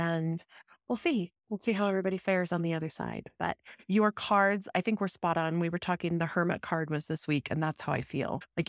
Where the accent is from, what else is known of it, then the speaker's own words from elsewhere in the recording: Denver, Colorado, United States; And then also my connection to my home state, like Denver, where I grew up.